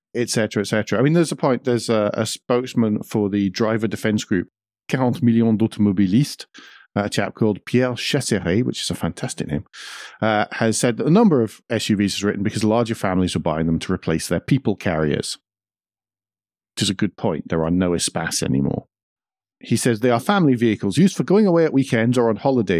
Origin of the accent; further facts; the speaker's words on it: Scotland, United Kingdom; I'm Scottish.